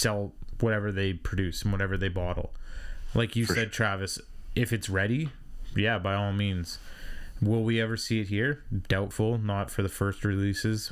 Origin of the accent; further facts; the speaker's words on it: Canada; as a Canadian